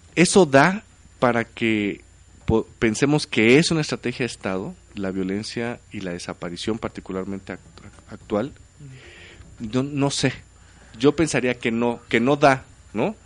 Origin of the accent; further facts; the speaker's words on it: Oaxaca, Mexico; moved away; mi pueblo allá en Oaxaca